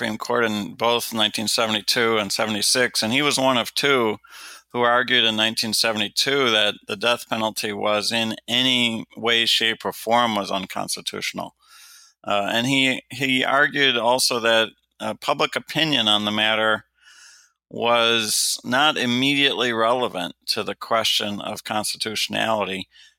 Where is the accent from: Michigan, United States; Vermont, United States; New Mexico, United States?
Michigan, United States; Detroit; When I was growing up in Detroit, Michigan, it was routine that there were 1,000 homicides just in my home city in a year.